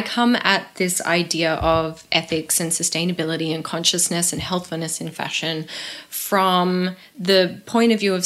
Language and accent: English; Australia; moved away as an adult; also born or lived in New York / London / Paris; I was from Australia and I was working in New York and London and Paris and all over the place